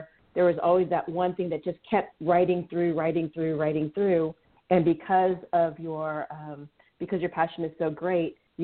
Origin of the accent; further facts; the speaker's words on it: United States; also born or lived in Indonesia (family ancestry); I'm first generation American. My family came from Indonesia